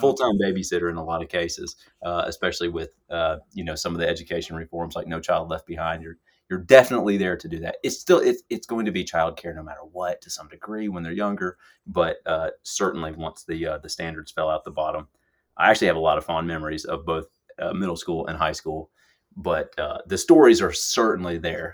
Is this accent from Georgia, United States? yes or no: yes; Lawrenceville, Georgia, United States; moved away as an adult; my hometown, uh, Lawrenceville, Georgia, suburbs of Atlanta